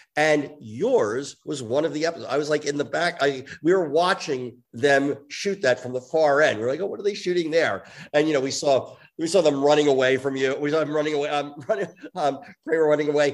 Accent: New York, United States; I grew up in New York

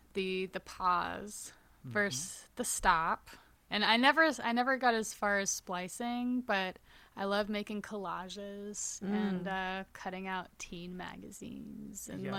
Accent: New York, United States; that like my schedule started feeling really crazy for being a New Yorker

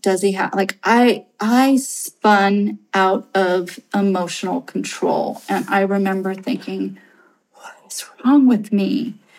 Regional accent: Santa Rosa, California, United States; I am some nobody from Main Street, Santa Rosa

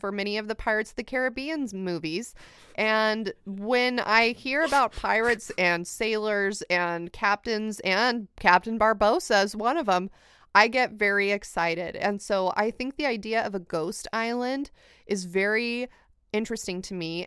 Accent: United States; as an American

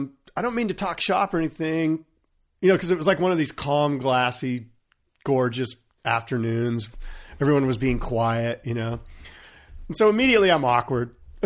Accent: California, United States; I grew up in San Diego County. I know the region like the back of my hand.

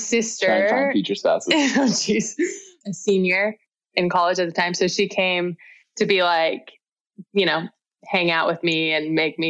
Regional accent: Georgia, United States; moved away as an adult; also born or lived in Utah; I'm from Georgia originally and moved to Utah to go to school.

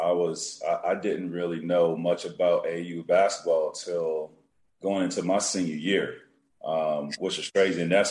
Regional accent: Central Florida, United States; I grew up in Central Florida

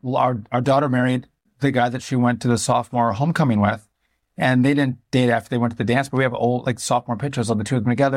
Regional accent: Wisconsin, United States; born or raised there

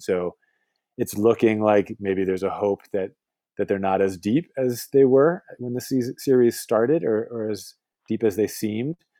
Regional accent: Boston, Massachusetts, United States; moved away as an adult; now in West Coast, United States; I moved away from Boston close to 15 years ago now to live on the West Coast

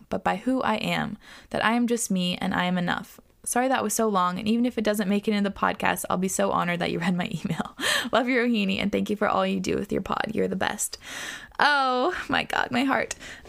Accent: Australia; My parents are from India, but I was born in Australia and have been living here ever since.

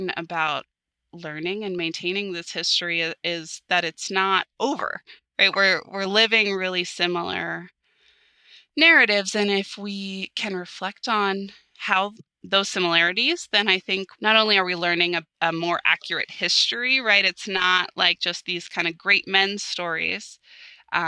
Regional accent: Pittsburgh, Pennsylvania, United States; growing up in the Pittsburgh region

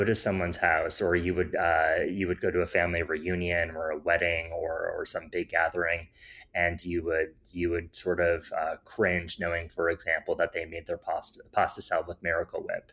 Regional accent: Iowa, United States; moved away as an adult; now in New York, United States; growing up in Iowa

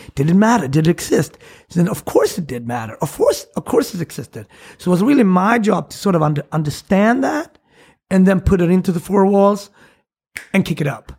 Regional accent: Sweden; English is a second language; moved away as an adult; also born or lived in Switzerland; now in New York City, United States; I grew up in Sweden

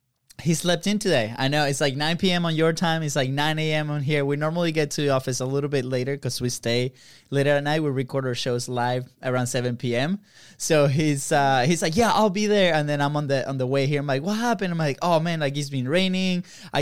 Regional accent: Venezuela; English is a second language; So we're both from Venezuela, right? And over there, it's very common for brothers to have the same first name.

